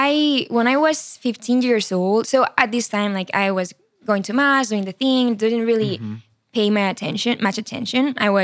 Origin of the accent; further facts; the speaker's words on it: Barcelona, Catalonia, Spain; English is a second language; moved away as an adult; now in United States; So I'm from Spain, from Barcelona. Yes. I'm 25 years old. I grew up there. Amazing family, Catholic. Yeah. I studied psychology in college. And right after I finished psychology, I came to America. That was 4 years ago.